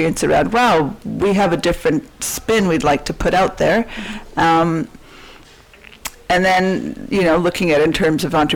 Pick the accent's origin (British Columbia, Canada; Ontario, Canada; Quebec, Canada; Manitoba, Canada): British Columbia, Canada; Vancouver; I grew up in East